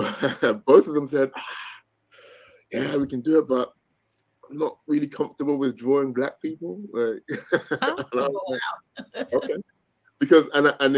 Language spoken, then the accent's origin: English; London, United Kingdom; moved away as an adult; also born or lived in north of Germany; now in Germany; I'm originally from London, England.